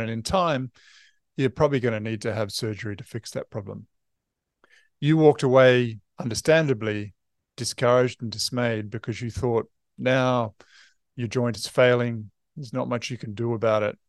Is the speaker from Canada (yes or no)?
no; New Zealand